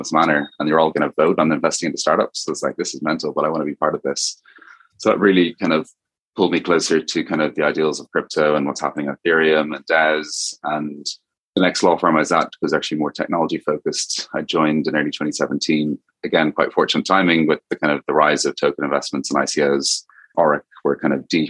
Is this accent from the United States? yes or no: no; Dublin, Ireland; accent: Irish; as you kind of may hear from the accent of a name, I'm originally from Ireland, kind of went to school and university in Dublin